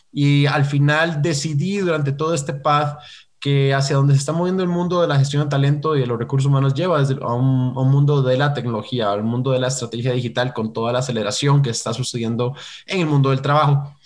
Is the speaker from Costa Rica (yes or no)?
yes; Costa Rica; soy de Costa Rica, entonces ahí por eso la R rara